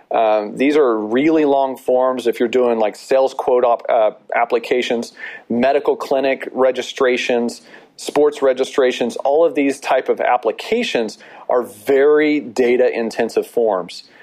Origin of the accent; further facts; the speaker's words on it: Texas, United States; we are also from Texas